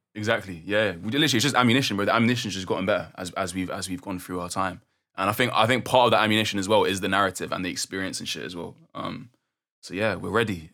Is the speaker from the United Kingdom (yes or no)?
yes; London, United Kingdom; growing up in London